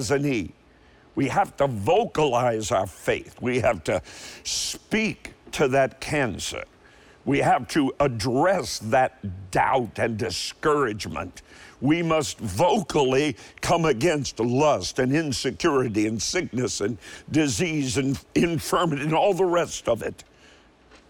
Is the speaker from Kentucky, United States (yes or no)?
yes; Kentucky, United States; also born or lived in Cleveland, Ohio; I was born in Cleveland. You say, but you're from Kentucky. I know, but my father took a job in Cleveland